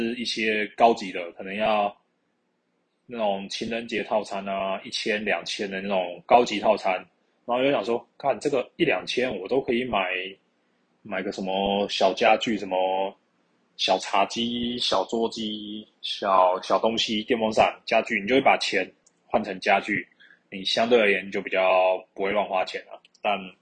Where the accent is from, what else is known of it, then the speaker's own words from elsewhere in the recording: Keelung, Taiwan; 我老家基隆那边